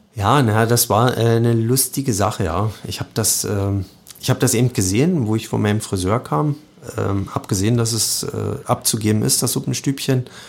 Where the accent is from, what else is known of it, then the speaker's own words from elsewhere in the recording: Radewiese, Brandenburg, Germany; also born or lived in Cottbus; Ich bin aus Radewiese, das ist ein ganz kleines Dorf zwischen Jenschwalde und und Heinersbrück, bin da geboren, äh, wohne da immer noch